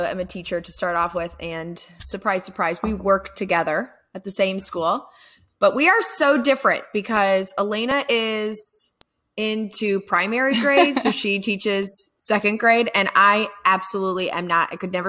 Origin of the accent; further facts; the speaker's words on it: Florida, United States; also born or lived in Virginia / Augusta, Georgia; now in Atlanta, United States; I was originally from Florida. We moved up to Virginia. Then we came to Augusta, Georgia, and we stayed there until I was, well, after I was married.